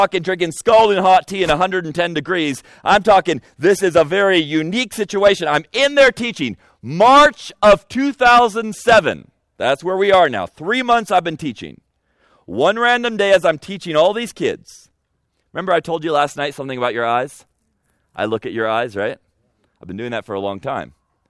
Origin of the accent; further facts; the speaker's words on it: United States; moved away as an adult; also born or lived in Egypt; being an American at that particular time in history.